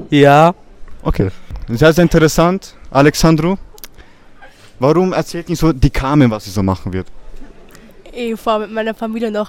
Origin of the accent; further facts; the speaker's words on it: Capre, Kosovo; Ja, in mein Heimatdorf.